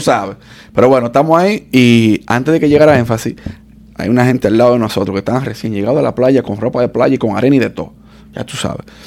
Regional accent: Dominican Republic; now in United States; Igual que nosotros lo de República Dominicana

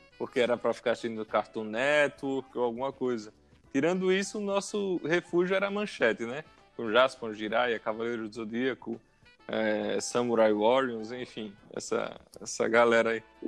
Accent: Arapiraca, Alagoas, Brazil; also born or lived in Maceió; eu nasci em Maceió, mas minha infância e adolescência foi toda em Arapiraca.

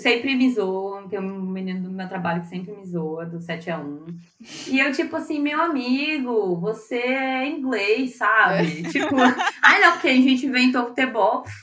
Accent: Brazil; nós também erramos como brasileiros

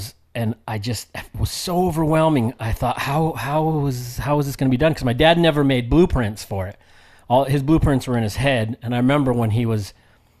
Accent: United States; even though I grew up in the States, I grew up with like the Samoan culture and lifestyle

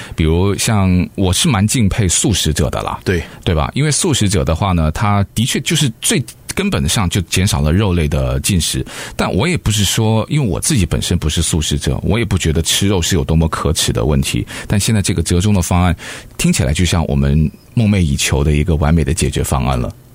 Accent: United States; 我们美国人

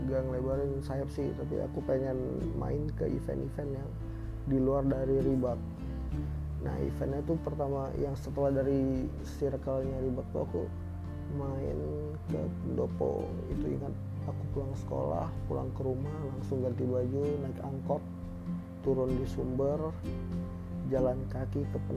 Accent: Medan, North Sumatra, Indonesia; Aku dari Medan, aku pengen ngebahas soal Medan-Medan aja

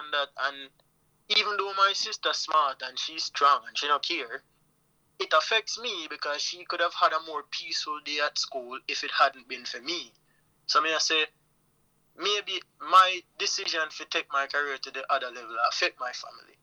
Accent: Jamaica; I am a Jamaican man

